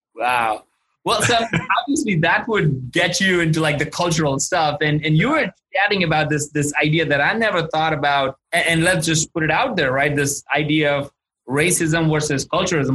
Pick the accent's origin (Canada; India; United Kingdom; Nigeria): India; moved away; I'm originally from India